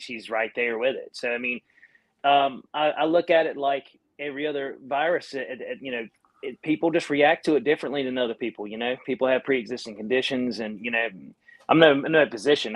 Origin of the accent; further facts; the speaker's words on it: North Carolina, United States; accent: Southern; I'm from North Carolina